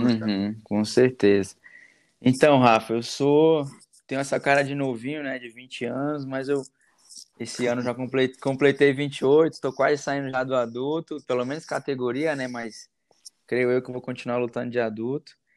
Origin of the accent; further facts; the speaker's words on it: Brasília, Federal District, Brazil; sou de Brasília, sou nascido aqui em Brasília, resido aqui.